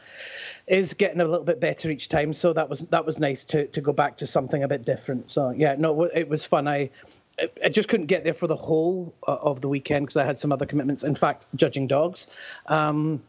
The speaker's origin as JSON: {"language": "English", "region": "Scotland", "country": "United Kingdom", "accent": "Scottish", "moved": "as an adult", "lives_now": "Toronto, Canada", "said": "my lovely Scottish accent"}